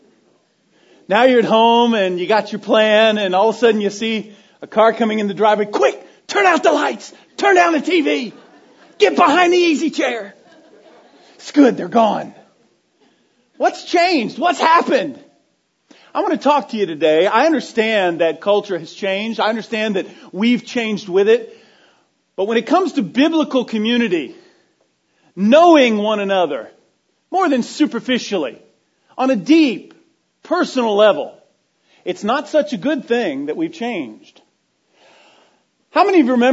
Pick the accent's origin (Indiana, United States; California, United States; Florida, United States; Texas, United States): Florida, United States; being a 10-year-old boy growing up in Florida